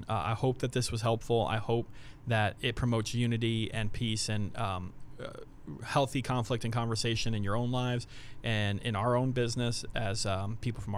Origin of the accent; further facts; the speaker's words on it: United States; as an American people